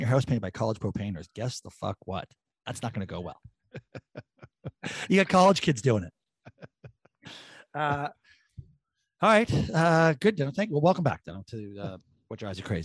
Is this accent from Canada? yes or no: yes; Canada; I'm a Canadian